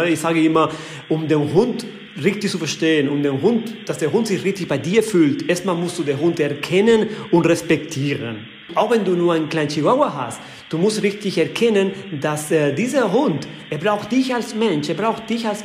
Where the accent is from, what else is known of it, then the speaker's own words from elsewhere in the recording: Balearic Islands, Spain; Ich komme aus Mallorca.